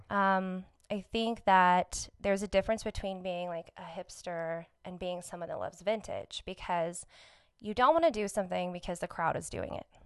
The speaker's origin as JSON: {"language": "English", "town": "Albuquerque", "region": "New Mexico", "country": "United States", "tie": "born or raised there", "also_born_or_lived": "Farmington", "said": "Born and raised in Albuquerque"}